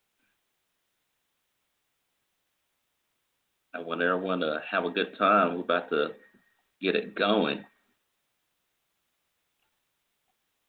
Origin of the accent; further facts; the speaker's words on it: the Carolinas, United States; I come from the Carolinas, the Carolina man